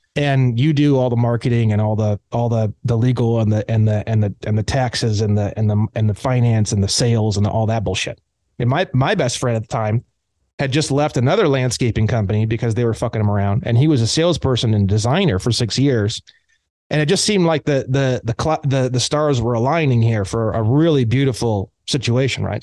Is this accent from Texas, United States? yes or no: no; Indiana, United States; now in California, United States; I grew up in Indiana